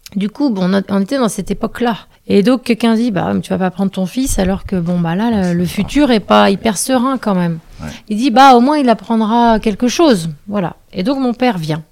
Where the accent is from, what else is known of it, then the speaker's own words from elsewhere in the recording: Quiberon, Brittany, France; j'ai vécu mon enfance à Quiberon